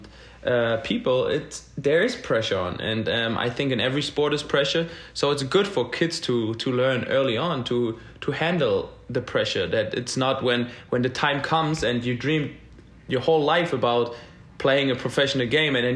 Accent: Berlin, Germany; moved away as an adult; now in Nashville, United States; born and raised in Berlin

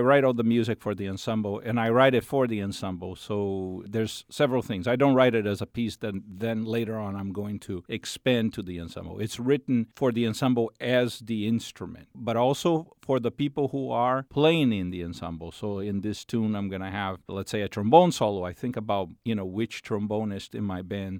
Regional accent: Brazil; moved away; I'm from Brazil

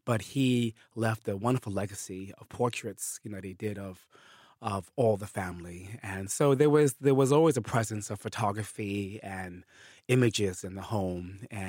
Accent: Bronx, New York, United States; also born or lived in East Africa; I grew up in the Bronx for most of my life. I did live in East Africa in the mid-70s after my parents' divorce.

